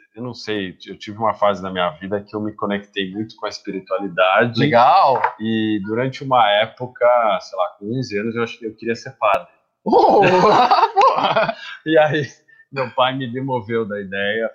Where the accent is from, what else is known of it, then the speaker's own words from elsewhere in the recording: Brazil; moved away as an adult; sou brasileiro